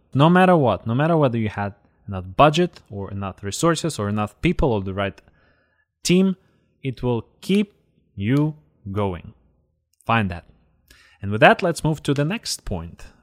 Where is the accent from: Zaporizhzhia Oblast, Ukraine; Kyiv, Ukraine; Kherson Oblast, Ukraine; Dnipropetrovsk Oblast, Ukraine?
Zaporizhzhia Oblast, Ukraine; Zaporizhzhia; in the neighborhood where I grew up in Zaporozhye